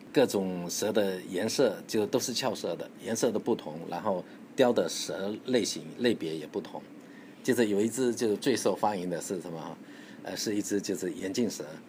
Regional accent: China; 我们中国人

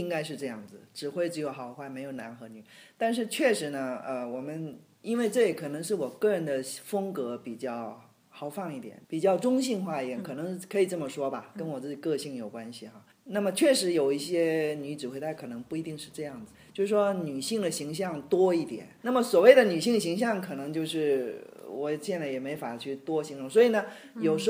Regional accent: Taiwan; 我是台湾出生，但其实我父母是河南的。

